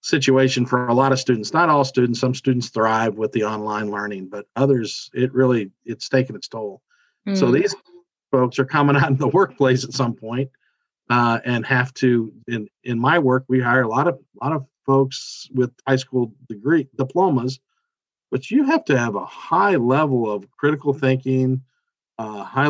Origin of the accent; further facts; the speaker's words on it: Kansas City, Missouri, United States; also born or lived in Memphis; I grew up in Kansas City.